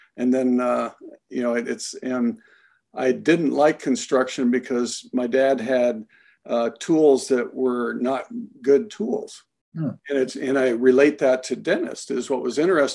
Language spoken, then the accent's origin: English; Iowa, United States; moved away; I was born and raised in Iowa